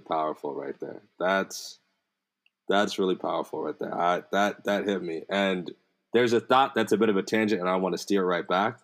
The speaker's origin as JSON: {"language": "English", "country": "United States", "tie": "born or raised there", "said": "I grew up in America my whole life."}